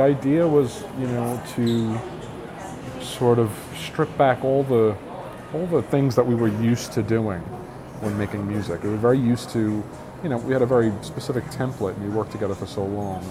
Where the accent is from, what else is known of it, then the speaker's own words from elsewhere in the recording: New York City, New York, United States; we grew up in New York City